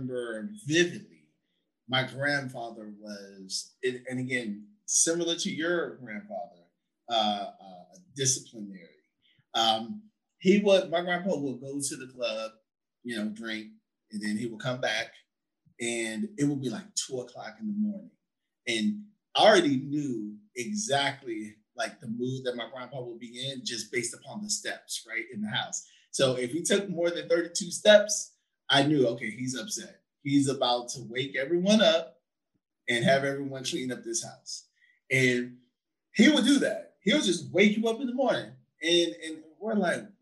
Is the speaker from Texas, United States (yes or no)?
yes; San Antonio, Texas, United States; at 9 when we moved from Fargo Avenue to Nolan Street, you know, on the east side of San Antonio, Texas